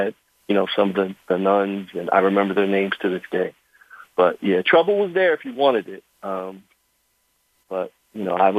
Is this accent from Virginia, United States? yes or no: no; Camden, New Jersey, United States; I grew up right outside of Philly in New Jersey, Camden